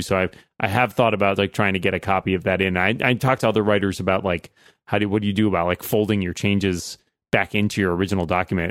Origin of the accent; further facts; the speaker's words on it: just outside of Boston, Massachusetts, United States; my hometown, just outside of Boston